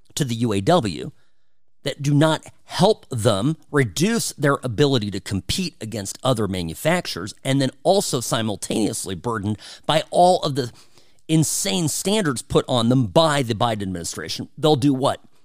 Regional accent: United States; we here in the U S

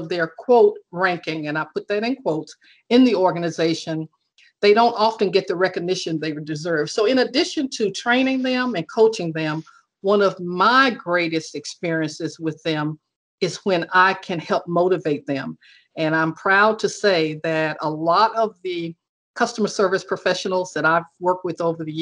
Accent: Alabama, United States; Alabama, which of course is my home state

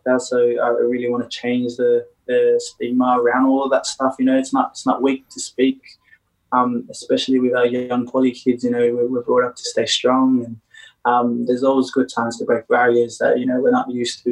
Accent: Sydney, New South Wales, Australia; also born or lived in Leppington; Born and raised in Sydney. I was born in Bankstown Hospital. From there, I've grown up in Bankstown majority of my life

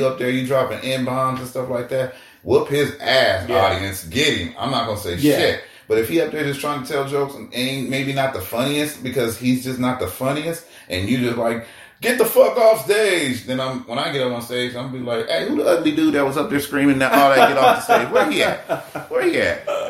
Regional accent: Oakland, California, United States; also born or lived in Africa; Being, you know, I was born in Africa, but we moved to Oakland and then moved out here. But all my years, all my summers, all my holidays, everything was spent in Oakland.

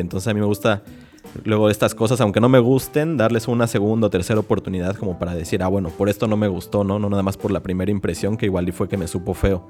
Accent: Mexico; moved away as an adult; now in Buenos Aires, Argentina; en México somos

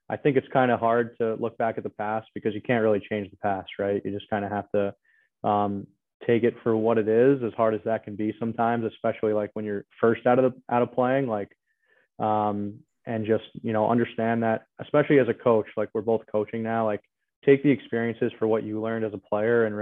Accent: New York, United States; now in Massachusetts, United States; I'm originally from New York, now living in Massachusetts

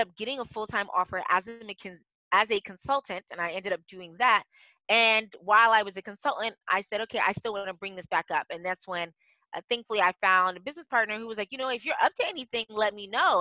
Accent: D.C., District of Columbia, United States; moved away as an adult; also born or lived in Africa; I'm the best daughter of Ghanaian immigrants who moved to the United States. So I grew up outside of Washington, D.C. Yeah born and raised

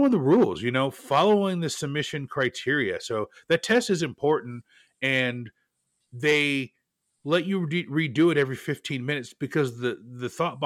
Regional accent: Portland, Oregon, United States; my hometown of Portland, Oregon

